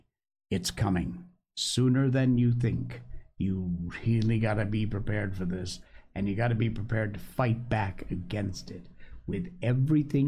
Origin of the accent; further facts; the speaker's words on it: Connecticut, United States; moved away; back in my home state in Connecticut